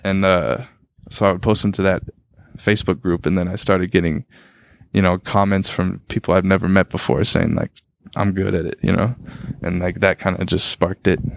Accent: Tacoma, Washington, United States; moved away as an adult; now in Minneapolis, United States; Isaiah Thomas grew up on my street that I grew up on

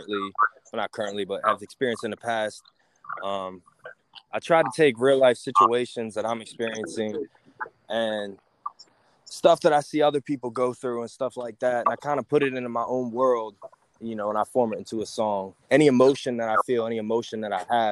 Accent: Gettysburg, Pennsylvania, United States; also born or lived in Plainfield, Pennsylvania; I'm actually from Gettysburg, Pennsylvania. It's a really historical town, really small town as well.

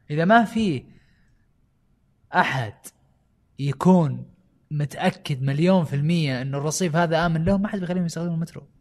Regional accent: Riyadh, Riyadh Province, Saudi Arabia; also born or lived in United States; البلازات اللي هو الحين انتشر عندنا في الرياض

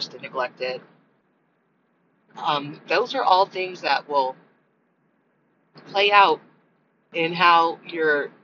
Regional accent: United States; I'm American

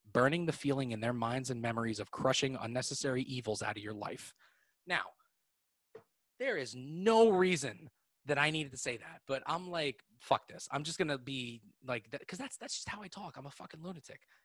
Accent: Eastchester, New York, United States; also born or lived in Manhattan, New York / Connecticut; now in Northern Westchester, United States; we moved back to Southern Westchester, like right outside, like Eastchester, like not far from like Yonkers and like the Bronx

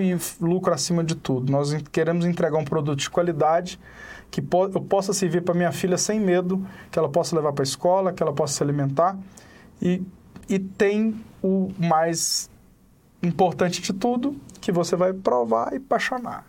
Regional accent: Serra da Canastra, Minas Gerais, Brazil; accent: mineiro; now in Brasília, Brazil; eu sou da Serra da Canastra

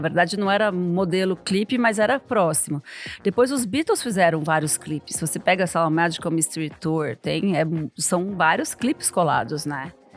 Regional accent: São Paulo, Brazil; Quando eu era adolescente em São Paulo, nos anos 80

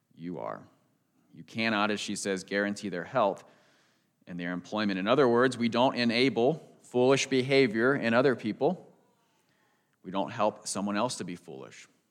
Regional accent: United States; growing up outside Washington, D C

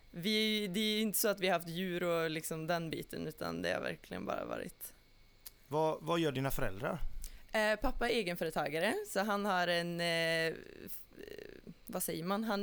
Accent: Ulricehamn, Västra Götaland, Sweden; är eh, 24 år, är härifrån, born and raised to Ulricehamn, lite utanför.

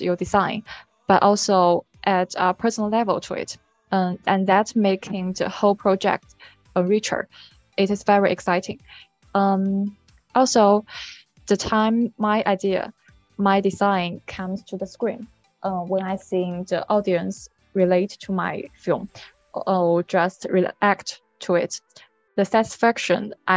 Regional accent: China; I come from China.

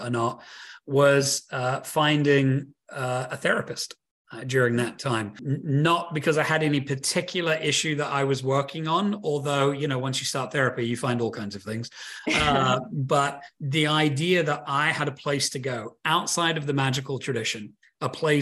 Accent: United Kingdom; That's where I'm from. I'm from Britain

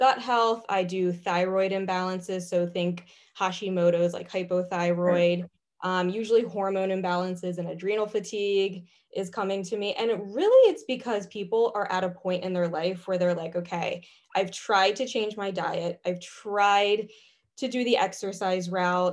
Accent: Pasadena, Maryland, United States; moved away as an adult; also born or lived in Chester County, Pennsylvania; now in West Chester, United States; I'm originally from Maryland, actually, a small town called Pasadena

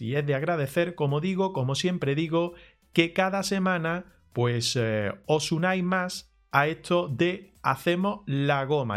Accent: Granada, Andalusia, Spain; Nosotros somos de Granada, la mayoría

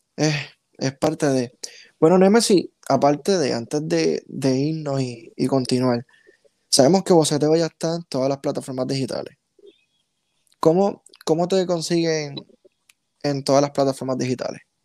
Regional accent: Puerto Rico; first language Spanish; nosotros mismos como puertorriqueños

